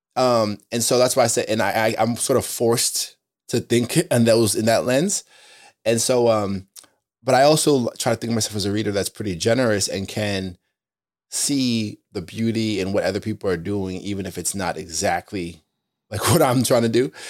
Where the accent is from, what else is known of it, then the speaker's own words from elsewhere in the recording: Spring Valley, New York, United States; also born or lived in Queens, New York; I'm from a place called Spring Valley, Rockland County. I was born in Queens